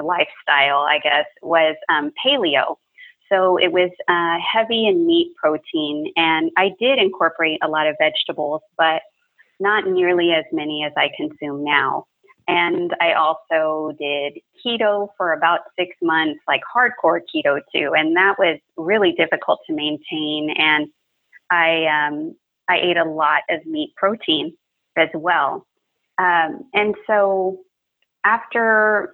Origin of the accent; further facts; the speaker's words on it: South Texas, United States; growing up in South Texas, you know, I eat breakfast tacos all the time